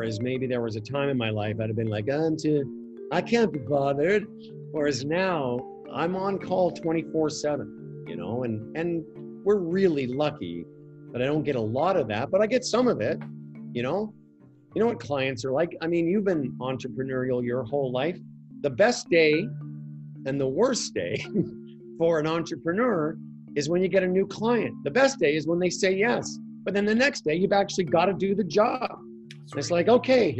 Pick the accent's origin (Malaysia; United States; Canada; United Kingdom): Canada; Moose Jaw, Saskatchewan; moved away as an adult; also born or lived in Vancouver; the local radio station in my hometown